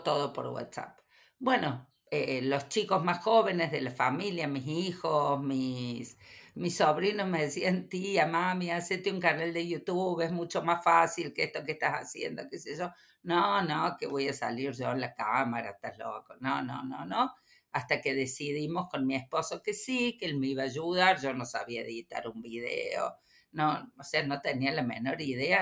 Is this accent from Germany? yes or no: no; Córdoba, Argentina; soy cordobesa